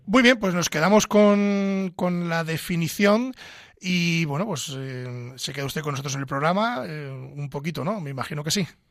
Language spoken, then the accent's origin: Spanish; Pedro Bernardo, Castile and León, Spain; soy abulense de Pedro Bernardo, eh, estoy en mi entorno natural